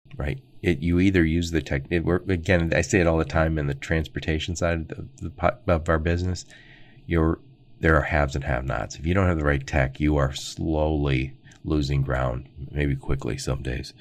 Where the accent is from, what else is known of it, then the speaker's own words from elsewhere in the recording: Dearborn, Michigan, United States; I grew up in Dearborn, Michigan, right outside Detroit.